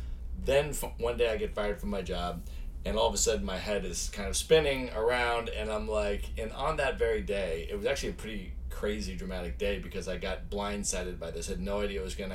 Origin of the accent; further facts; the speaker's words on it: Buffalo, New York, United States; also born or lived in Chicago, United States; I was actually born in the Midwest. I was born in Chicago. And then lived a lot on the East Coast and grew up there. Went to middle school and high school in Buffalo, New York, in a suburb outside of Buffalo, actually.